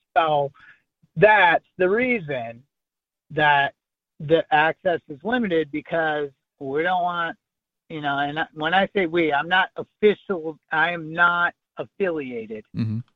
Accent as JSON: {"language": "English", "region": "Michigan", "country": "United States", "tie": "born or raised there", "said": "my allegiance is to the state of Michigan, where I was born"}